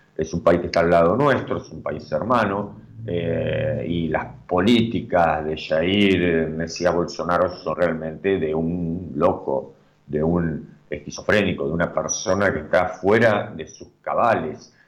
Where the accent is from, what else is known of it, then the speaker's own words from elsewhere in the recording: Argentina; nosotros como República Argentina